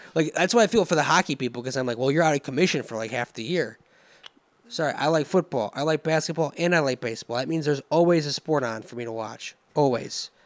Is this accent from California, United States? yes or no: no; Romeo, Michigan, United States; I grew up in Romeo. I, in Michigan